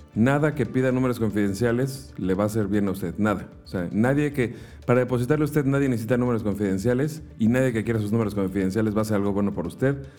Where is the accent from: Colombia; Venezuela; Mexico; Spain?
Mexico; nosotros como mexicanos que estamos acostumbrados a una cultura